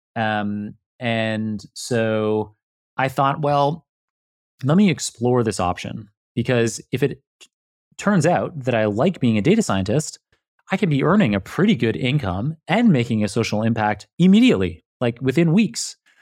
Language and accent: English; Toronto, Ontario, Canada; moved away; I am Canadian originally, yeah. I was born in downtown Toronto